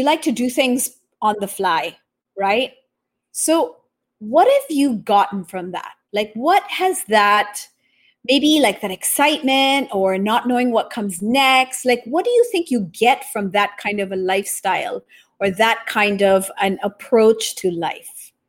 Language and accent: English; Japan; also born or lived in Taiwan; I was born in Taiwan, raised in Japan.